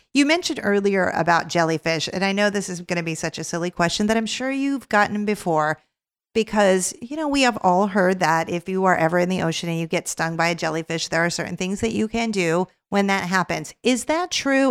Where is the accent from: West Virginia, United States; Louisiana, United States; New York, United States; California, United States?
California, United States; Los Angeles; I grew up in Los Angeles, California